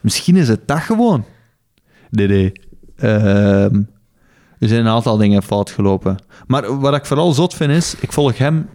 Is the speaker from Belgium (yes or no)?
yes; Belgium; Als Belg